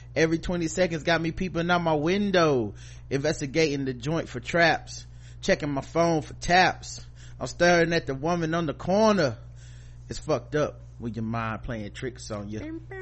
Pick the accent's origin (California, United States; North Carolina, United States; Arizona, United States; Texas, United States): North Carolina, United States; Charlotte; I'm from North Carolina, Charlotte, North Carolina